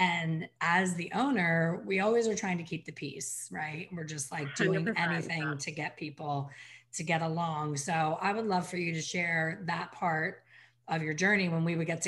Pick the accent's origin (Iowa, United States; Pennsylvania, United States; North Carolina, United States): Pennsylvania, United States; Ambler; Ambler, Pennsylvania, my hometown